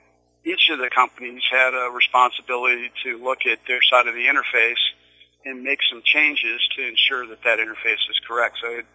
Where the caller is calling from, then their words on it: Washington, District of Columbia, United States; And then I'm actually calling from the Crystal Gateway here in D.C.